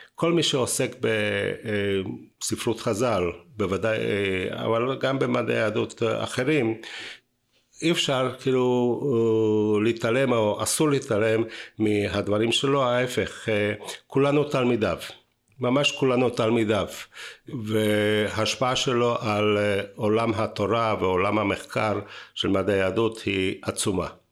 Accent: Bratislava, Bratislava Region, Slovakia; now in Israel; לא נולדתי בארץ, אני נולדתי ב- אה, פרסבורג, עיר- עיר- עיר של חתם סופר

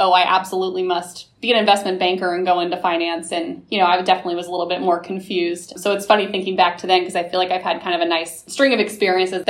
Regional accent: Kansas City, Missouri, United States; moved away as an adult; also born or lived in Nashville, Tennessee / New York City; now in St. Louis, United States; I am originally from Kansas City, Missouri. Great place to grow up

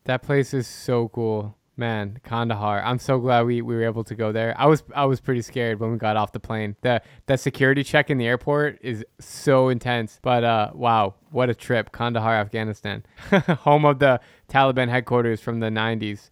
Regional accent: United States; I love being American. I'm, I'm a proud American

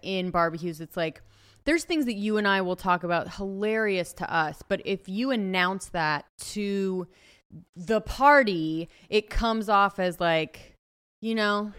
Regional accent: Ojai, California, United States; born or raised there

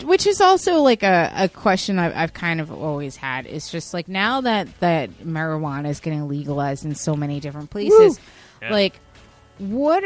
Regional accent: Yonkers, New York, United States; I'm from Yonkers.

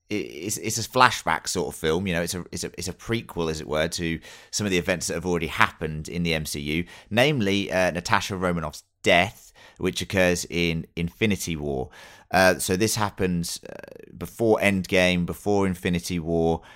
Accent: England, United Kingdom; being English

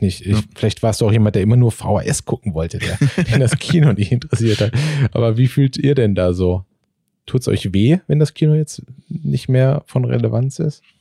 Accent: Marburg, Hesse, Germany; now in Berlin, Germany; ich komme halt aus Marburg äh, in Hessen

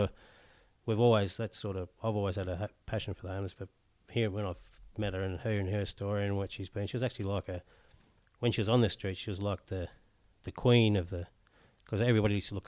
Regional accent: Newcastle, North East England, United Kingdom; I'm from Newcastle originally, my wife's from Newcastle.

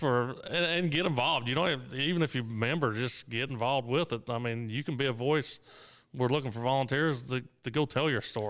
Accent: Perry County, Indiana, United States; I'm a hilljack from Perry County.

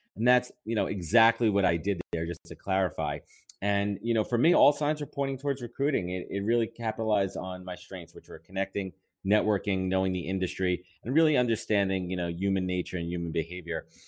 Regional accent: New York, United States; I'm a New Yorker

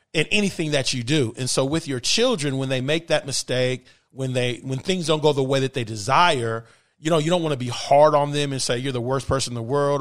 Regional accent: Bay Area, California, United States; moved away as an adult; also born or lived in Los Angeles; now in South Florida, United States; born and raised in the Bay Area

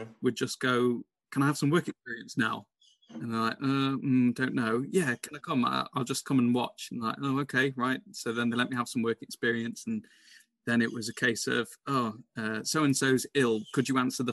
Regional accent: Burton upon Trent, West Midlands, United Kingdom; moved away as an adult; also born or lived in Leeds / London; Burton Albion, my hometown club

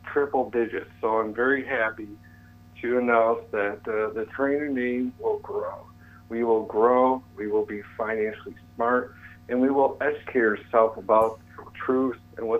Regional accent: New York, United States; I'm a New Yorker, and where I'm going, they love hardworking people.

